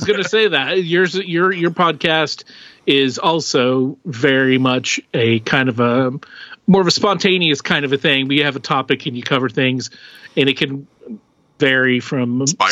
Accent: Oklahoma, United States; We grew up in Oklahoma.

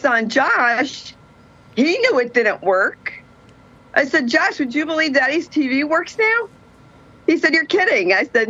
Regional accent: New Jersey, United States; I am from New Jersey.

